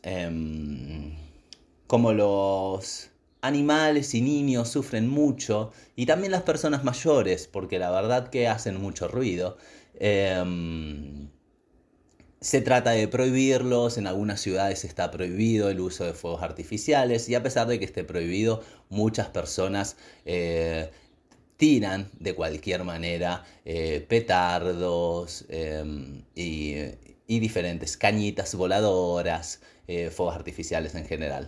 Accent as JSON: {"language": "Spanish", "country": "Argentina", "said": "siendo argentinos"}